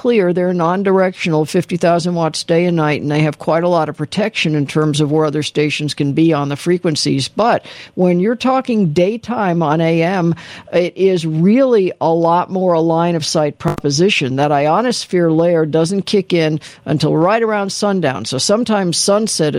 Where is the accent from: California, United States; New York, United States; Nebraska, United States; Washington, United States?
California, United States; Los Angeles; also born or lived in San Diego; I was from Los Angeles